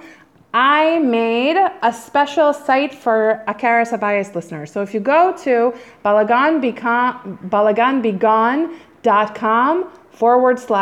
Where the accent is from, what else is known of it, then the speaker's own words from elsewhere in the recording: Silver Spring, Maryland, United States; moved away as an adult; also born or lived in New York; now in Israel; I'm from Silver Spring, Maryland, and I grew up in a big house with a big kitchen. It's true. I lived there till